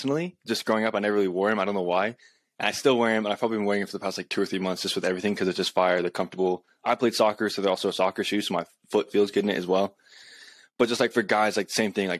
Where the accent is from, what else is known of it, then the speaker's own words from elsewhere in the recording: Colorado, United States; also born or lived in California; I'm from Colorado.